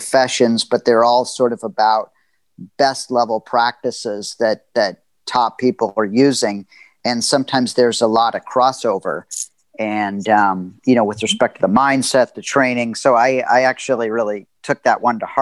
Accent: Los Angeles, California, United States; I grew up in Los Angeles

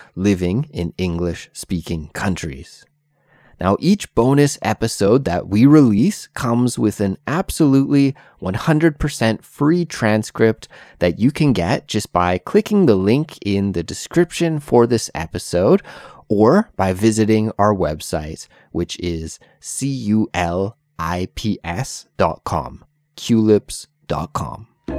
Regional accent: Canada; moved away as an adult; now in South Korea; I currently live in South Korea, although I'm originally from Canada

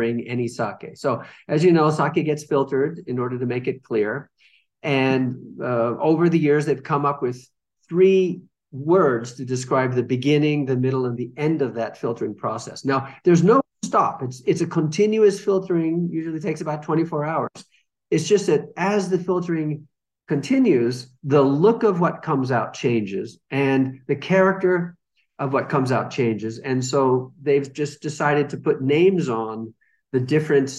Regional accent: California, United States; moved away as an adult; now in Suwa, Japan; Originally, I'm from California, and I just kept going west and ended up here in Japan

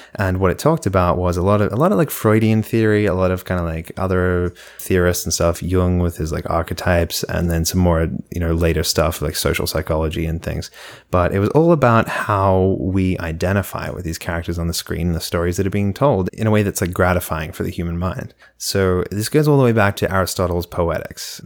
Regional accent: Australia; now in United States

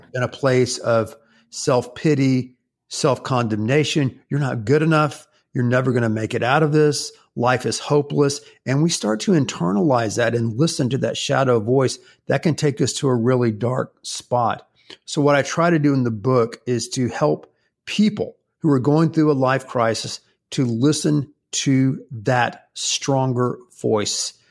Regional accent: the Carolinas, United States; now in Houston, United States; when I was growing up in the Carolinas when I was a little boy

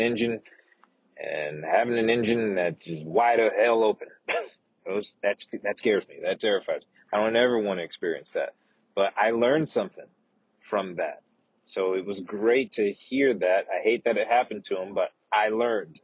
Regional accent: the south portion of the United States, Southern United States, United States; accent: southern; also born or lived in West Coast, United States; now in Austin, United States; got my southern accent back

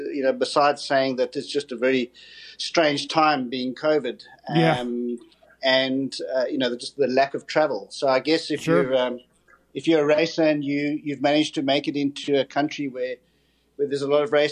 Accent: South Africa; born and bred a South African, actually currently in the United Kingdom.

